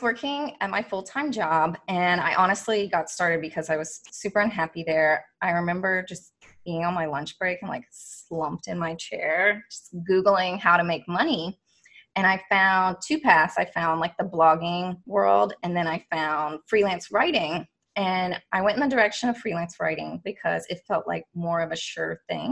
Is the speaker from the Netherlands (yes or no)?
no; Kentucky, United States; moved away as an adult; now in Washington, D.C., United States; I was raised in Kentucky